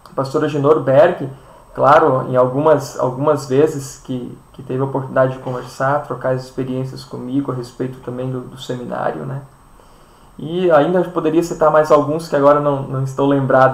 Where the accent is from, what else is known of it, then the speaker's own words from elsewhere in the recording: Barra de São Francisco, Espírito Santo, Brazil; now in Chapecó, Brazil; a minha cidade de origem é Barra de São Francisco